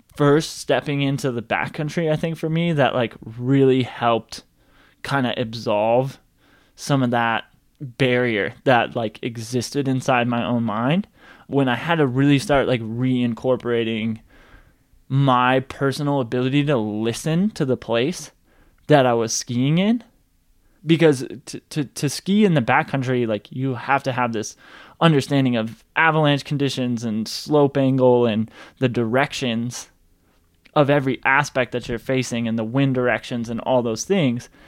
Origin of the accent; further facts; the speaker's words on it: Boulder, Colorado, United States; I grew up in Boulder, Colorado